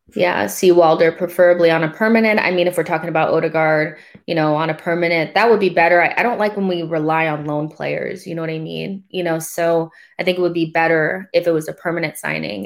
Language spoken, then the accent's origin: English; United States; being American